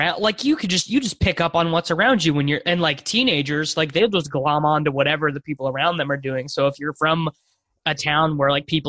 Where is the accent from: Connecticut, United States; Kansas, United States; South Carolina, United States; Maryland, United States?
Kansas, United States; Salina; born or raised there; moved away